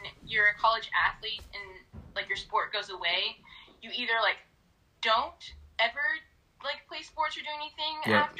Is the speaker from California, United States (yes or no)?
yes; Southern California, United States; moved away as an adult; also born or lived in Minot, North Dakota; now in Detroit, United States; So I'm originally from Southern California. Mm-hmm. I moved out to Detroit in March.